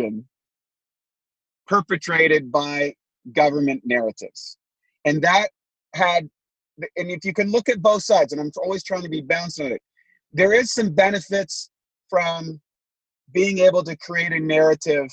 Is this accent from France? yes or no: no; Canada; now in United States; I was born a Canadian, quote unquote. So I lived in the imaginary lines that we call Canada. And I've now been transplanted to the imaginary lines that we call the United States